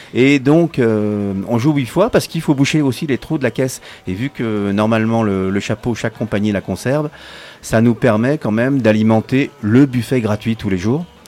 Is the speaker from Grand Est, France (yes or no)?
no; Paris, Île-de-France, France; now in Grenoble, France; je suis né à Paris